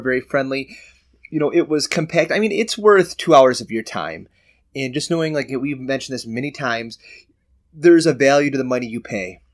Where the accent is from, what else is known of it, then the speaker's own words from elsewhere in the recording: Michigan, United States; we're from Michigan